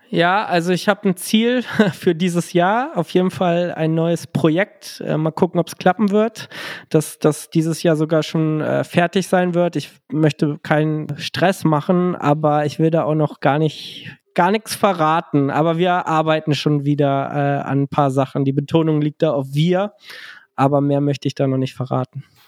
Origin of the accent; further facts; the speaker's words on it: Gifhorn, Lower Saxony, Germany; now in Berlin, Germany; ich komme ja ursprünglich aus der Kleinstadt Gifhorn. Ähm, jetzt lebe ich ja in Berlin, aber damals war ich da regional sehr verwurzelt